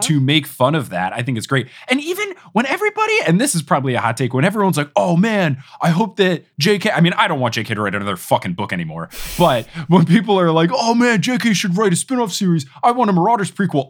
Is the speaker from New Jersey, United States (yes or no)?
yes; Robbinsville, New Jersey, United States; moved away; also born or lived in Texas; I grew up in New Jersey